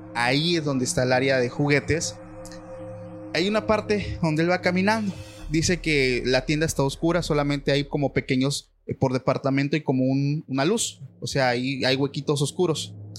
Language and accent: Spanish; Mexico; aquí en mi país